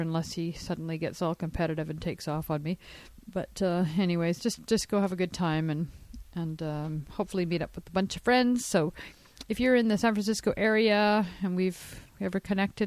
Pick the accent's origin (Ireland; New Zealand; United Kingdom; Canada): Canada; I'm Canadian